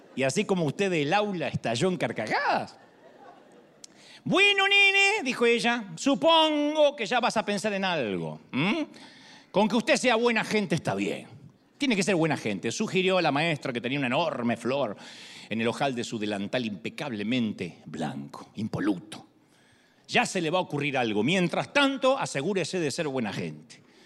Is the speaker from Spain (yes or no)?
no; Argentina; moved away; soy argentino